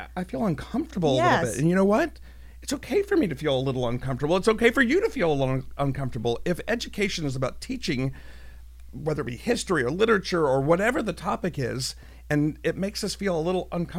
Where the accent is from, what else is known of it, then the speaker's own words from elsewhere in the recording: Chattanooga, Tennessee, United States; I grew up here in Chattanooga. I'm a product of both UTC and public schools here in Chattanooga.